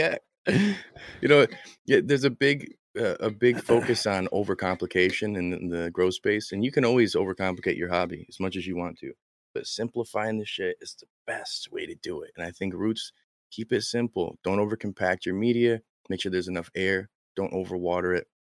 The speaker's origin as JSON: {"language": "English", "region": "Michigan", "country": "United States", "said": "I'm from Michigan, we say things wrong"}